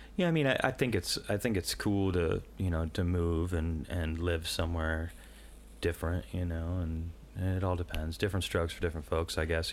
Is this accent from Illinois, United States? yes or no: yes; Illinois, United States; I'm from the Quad Cities